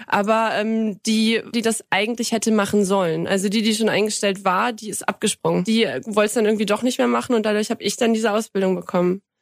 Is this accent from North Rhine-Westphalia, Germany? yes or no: yes; Kreis Viersen, North Rhine-Westphalia, Germany; moved away as an adult; also born or lived in Krefeld; now in Markgräflerland, Germany; komme aus dem Kreis Viersen. Äh, in Bremt, das ist so ein Zweihundert-Seelen-Einwohnerdorf, ein winzig kleines, süßes Dörfchen. Ähm, da bin ich aufgewachsen